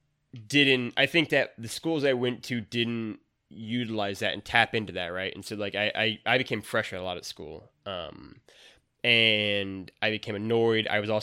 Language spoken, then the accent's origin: English; Missouri, United States; that's like the double-edged sword of growing up in Missouri is that maybe it's not the most enlightened at times.